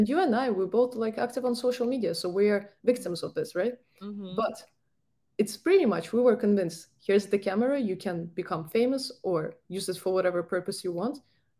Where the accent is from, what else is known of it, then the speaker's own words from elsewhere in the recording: Ukraine; moved away; my home country, Ukraine